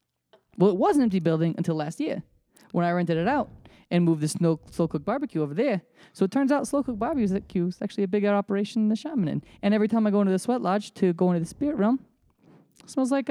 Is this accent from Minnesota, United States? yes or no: yes; Minnesota, United States; remember that I'm from Minnesota. My father's from New York and he's got a really strong New York accent. And sometimes it cuts through after I've been drinking.